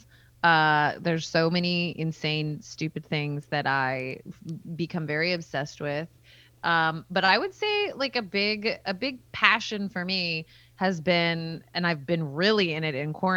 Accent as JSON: {"language": "English", "area": "Bay Area, base of the Santa Cruz Mountains", "region": "California", "country": "United States", "said": "I'm from like kind of the base of the Santa Cruz Mountains"}